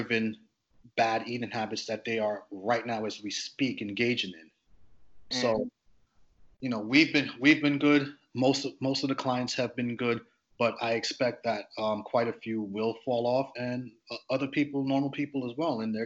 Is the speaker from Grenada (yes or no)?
yes; Grenada; now in United States; I'm from the Caribbean. I'm Caribbean born. I'm born on the island of Grenada.